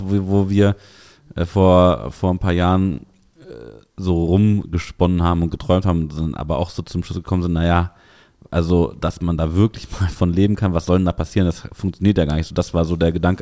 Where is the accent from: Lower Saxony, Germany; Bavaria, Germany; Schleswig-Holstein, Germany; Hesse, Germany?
Lower Saxony, Germany; Hanover; bei uns in Hannover